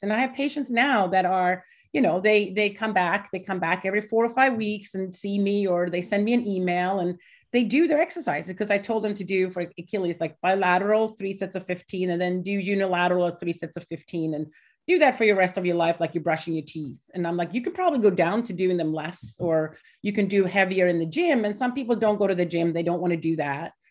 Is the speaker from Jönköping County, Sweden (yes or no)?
no; Gothenburg, Västra Götaland, Sweden; now in Delaware, United States; I'm from Gothenburg in middle.